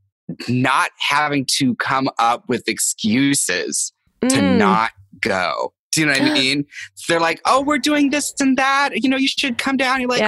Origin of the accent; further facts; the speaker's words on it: Seattle, Washington, United States; I'm from Seattle